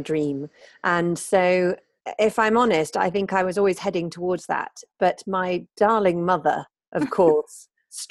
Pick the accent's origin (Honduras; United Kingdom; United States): United Kingdom; Sheffield, Yorkshire and the Humber; accent: posh northern; moved away; also born or lived in Devon / London; I decided to move to Devon, which is where I was born, although I was brought up in Sheffield, hence my clearly northern accent.